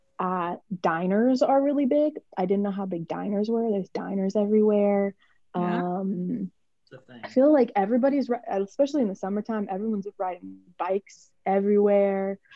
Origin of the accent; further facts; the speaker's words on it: Midwest, United States; I'm from the Midwest